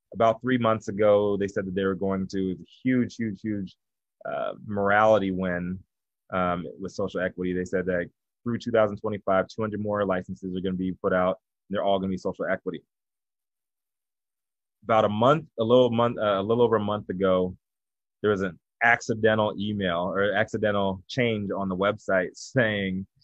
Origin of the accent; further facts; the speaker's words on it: Virginia, United States; now in Los Angeles, United States; I'm from Virginia